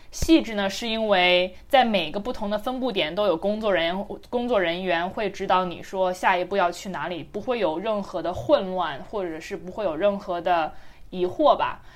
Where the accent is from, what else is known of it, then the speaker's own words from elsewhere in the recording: China; moved away; 虽然是在中国长大的